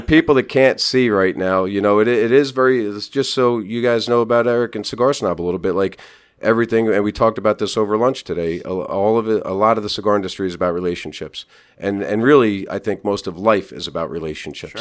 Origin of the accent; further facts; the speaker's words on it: Wall Township, New Jersey, United States; also born or lived in Hampton, Virginia / Seaside, New Jersey; I moved about seven miles north to my hometown of Wall Township